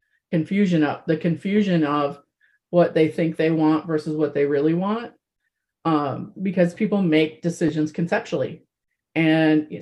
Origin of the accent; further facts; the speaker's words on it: Midwest of the United States, United States; I was raised in the Midwest of the United States.